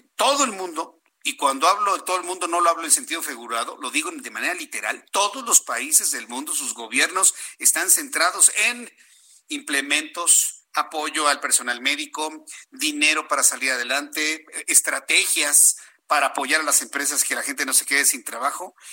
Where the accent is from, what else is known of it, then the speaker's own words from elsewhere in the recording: Mexico; Somos mexicanos